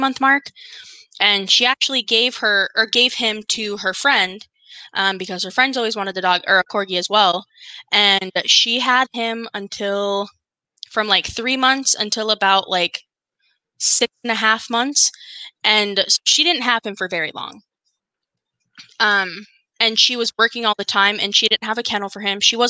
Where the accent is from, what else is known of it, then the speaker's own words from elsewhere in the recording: North Dakota, United States; we're from North Dakota.